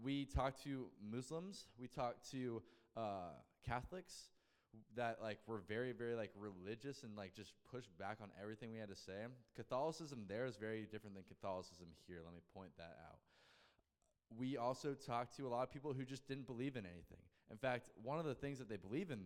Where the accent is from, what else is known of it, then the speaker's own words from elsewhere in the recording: United States; my home country, the United States